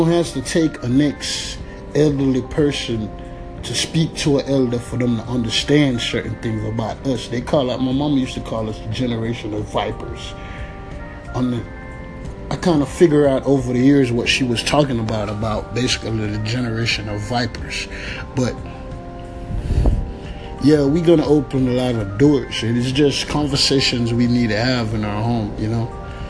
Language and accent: English; United States